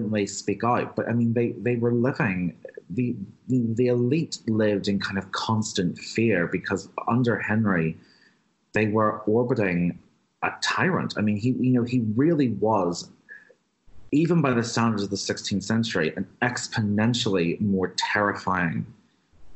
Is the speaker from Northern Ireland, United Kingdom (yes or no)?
yes; Belfast, Northern Ireland, United Kingdom; I'm from Belfast. I grew up hearing stories of the Titanic being built here